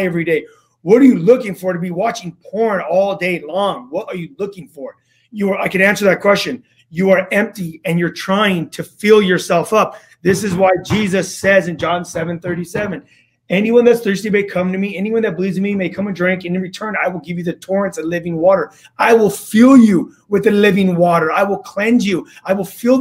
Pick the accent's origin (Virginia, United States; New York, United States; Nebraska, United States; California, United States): California, United States; Los Angeles; I grew up in Los Angeles